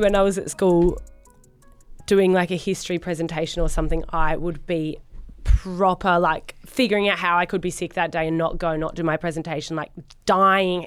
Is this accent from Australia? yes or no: yes; Sydney, New South Wales, Australia; moved away as an adult; now in Gold Coast, Australia; Grew up in Sydney, in Narrabeen.